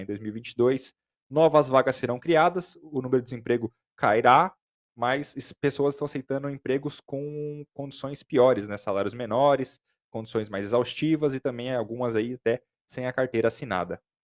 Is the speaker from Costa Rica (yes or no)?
no; Brazil; a gente é, é brasileiro